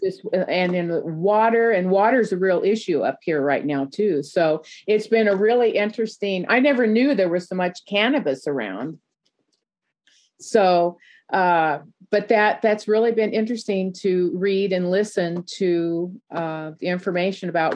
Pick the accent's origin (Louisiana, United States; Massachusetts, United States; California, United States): California, United States; Newport Beach; I grew up in Newport Beach, California